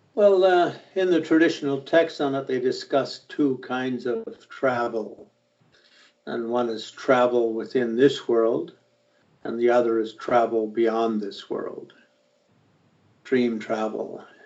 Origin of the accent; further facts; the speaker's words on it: Ireland; I'm an Irishman